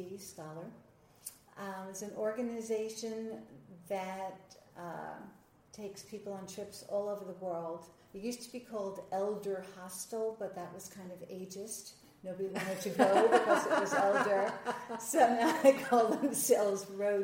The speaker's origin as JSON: {"language": "English", "region": "New York", "country": "United States", "moved": "as an adult", "lives_now": "Nashville, United States", "said": "I'm originally from New York."}